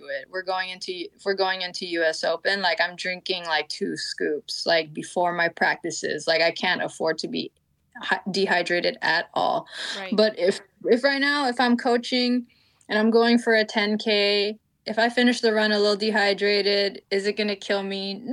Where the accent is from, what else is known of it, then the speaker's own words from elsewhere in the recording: California, United States; I'm also from California